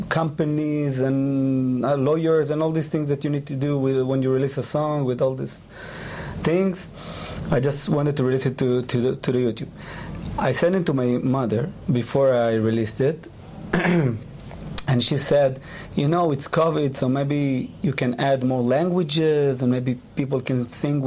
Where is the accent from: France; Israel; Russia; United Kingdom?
Israel; English is a second language; you can hear my accent